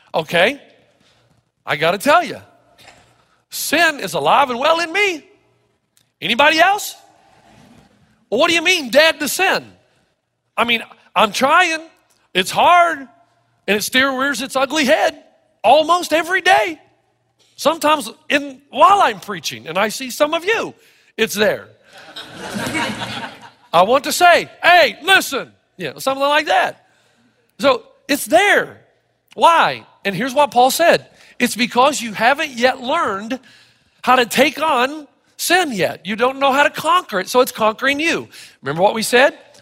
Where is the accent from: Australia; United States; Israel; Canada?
United States; Elizabethton, Tennessee; When I was growing up in Elizabethton, Tennessee